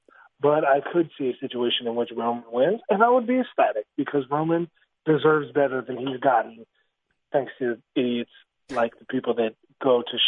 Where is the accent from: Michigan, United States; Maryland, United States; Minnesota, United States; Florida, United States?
Maryland, United States; Baltimore; moved away; Hopefully we'll be able to beat Baltimore in my hometown.